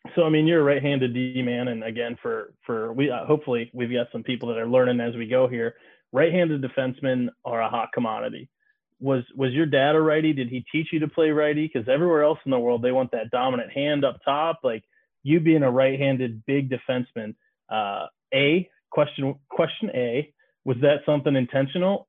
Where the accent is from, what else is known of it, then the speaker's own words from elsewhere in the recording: Bowie, Maryland, United States; growing up in Maryland, you know, you're a kid from Bowie. I was a kid from Bowie